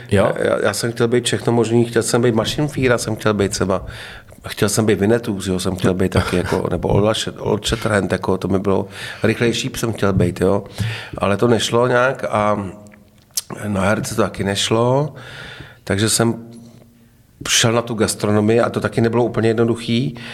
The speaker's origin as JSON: {"language": "Czech", "town": "Hradec Králové", "region": "Hradec Králové Region", "country": "Czechia", "said": "já říkám, no, já jsem z Hradce Králové, že jo"}